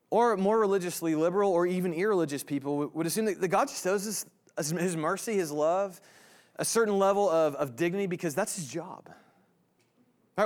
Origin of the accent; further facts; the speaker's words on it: Indiana, United States; now in Kansas, United States; I'm from Indiana originally